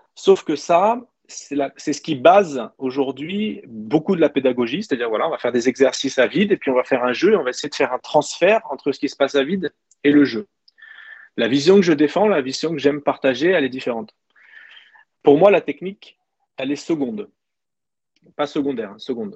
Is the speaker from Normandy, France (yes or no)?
yes; Caen, Normandy, France; moved away as an adult; also born or lived in Nice; le club qui était en bas de chez moi à Caen